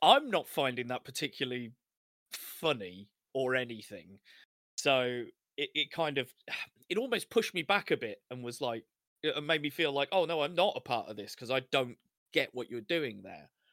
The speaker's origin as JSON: {"language": "English", "country": "United Kingdom", "said": "we're, we're British, white British"}